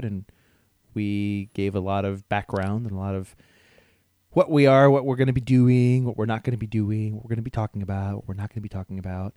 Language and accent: English; Columbus, Ohio, United States; moved away as an adult; now in Seattle, United States; I grew up in Columbus, Ohio, and lived there about 30 years